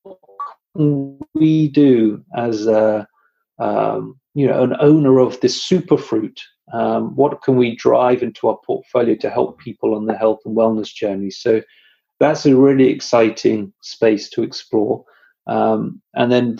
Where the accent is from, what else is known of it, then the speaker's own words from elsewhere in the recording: United Kingdom; I'm British